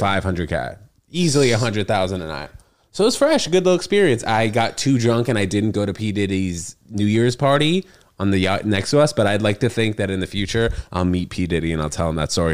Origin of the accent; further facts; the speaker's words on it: New York City, New York, United States; I grew up in the city.